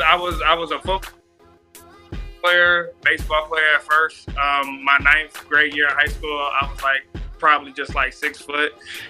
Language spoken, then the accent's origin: English; Fayetteville, North Carolina, United States; I'm from Fayetteville too.